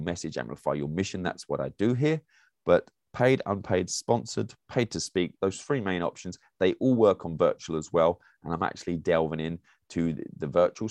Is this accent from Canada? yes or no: no; England, United Kingdom; moved away as an adult; now in United States; As an English person